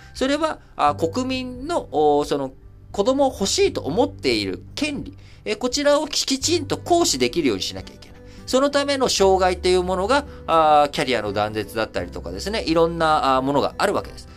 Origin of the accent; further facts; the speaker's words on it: Japan; also born or lived in Thailand; 生まれも育ちも日本で